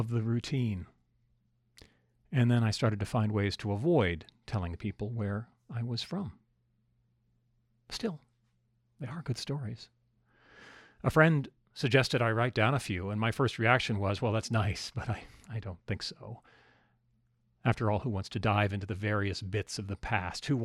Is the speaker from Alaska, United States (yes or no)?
yes; Alaska, United States; I grew up in Alaska